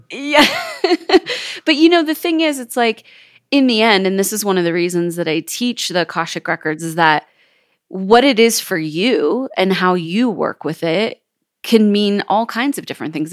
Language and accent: English; Kelseyville, California, United States; moved away as an adult; now in Jackson Hole, United States; I was born and raised in Northern California